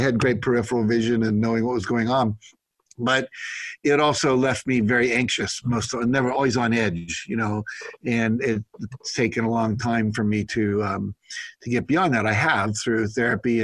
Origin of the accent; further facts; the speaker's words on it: West Virginia, United States; I grew up in West Virginia primarily.